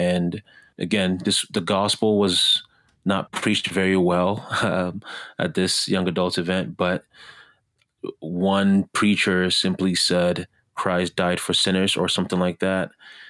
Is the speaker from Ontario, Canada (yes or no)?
no; Montreal, Quebec, Canada; also born or lived in Ghana; I was born in Ghana, West Africa, and I'm biased, but I would say the best African country in the world. When I was 10 years old, I moved to Canada, particularly Montreal, Canada, and Quebec, French-speaking side of Canada.